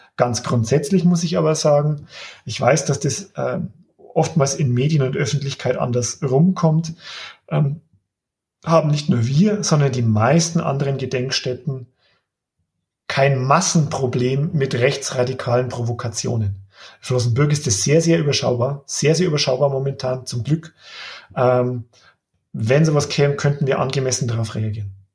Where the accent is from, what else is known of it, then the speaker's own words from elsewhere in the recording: Upper Palatinate, Bavaria, Germany; moved away; ich bin ja gebürtiger Oberpfälzer, ich war lang weg, hatte nicht geplant zurückzukommen